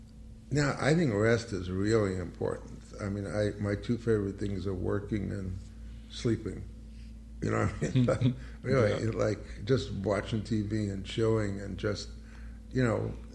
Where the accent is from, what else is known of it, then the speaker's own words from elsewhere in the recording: New York, United States; now in Los Angeles, United States; I'm from New York